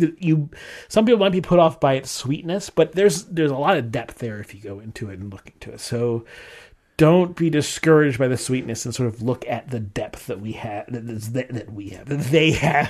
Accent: United States; I'm American.

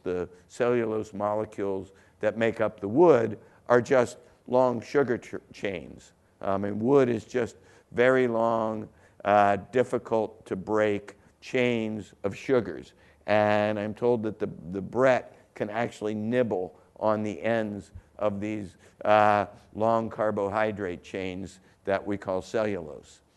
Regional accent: Southern Ohio, United States; I grew up in Southern Ohio, right across the border

